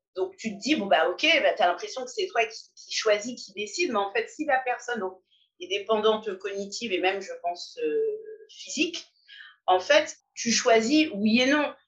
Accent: Paris, Île-de-France, France; je suis une Parisienne de 44 ans.

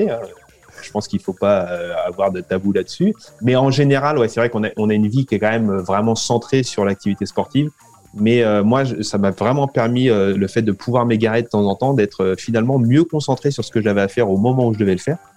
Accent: France; moved away as an adult; Je me suis moi-même senti un petit peu euh, euh, étranger, immigré quand je suis revenu en France au bout de dix ans à l'étranger. C'était

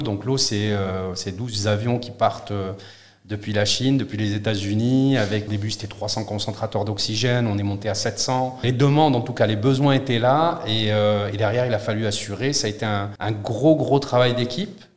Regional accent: southern France, France; also born or lived in Morocco; j'ai grandi dans le sud de la France, je suis marocain.

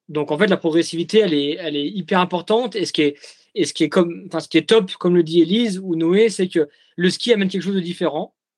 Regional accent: Jura, Bourgogne-Franche-Comté, France; now in Courchevel, France; je suis jurassien d'origine

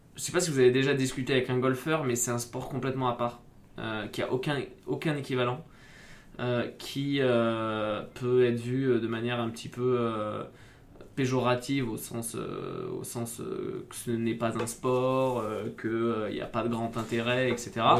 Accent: Bordeaux, Nouvelle-Aquitaine, France; also born or lived in Grenoble; now in Paris region, France; Je suis originaire du sud-ouest. J'ai grandi à Bordeaux.

